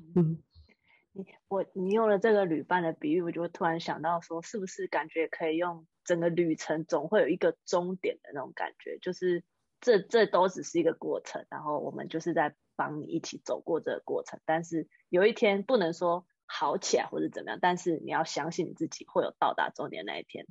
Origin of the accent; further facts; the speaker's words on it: Taiwan; moved away as an adult; now in United States; 我们台湾人